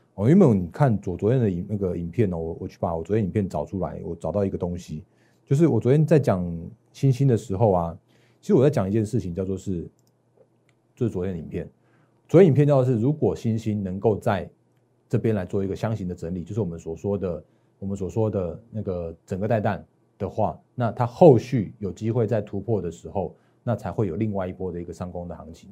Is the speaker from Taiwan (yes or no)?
yes; Taiwan; 我在我们台湾这边